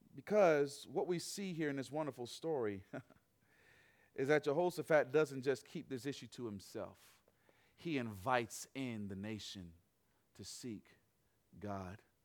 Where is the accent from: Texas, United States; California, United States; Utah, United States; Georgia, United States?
Georgia, United States; Atlanta; I am from Atlanta, Georgia.